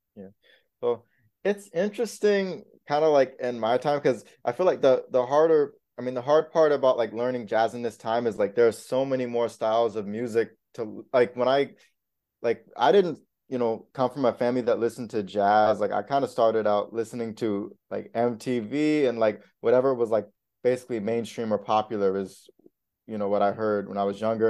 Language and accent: English; South Florida, United States; also born or lived in Indiana; now in New York City, United States; I grew up in South Florida, but I was born in Indiana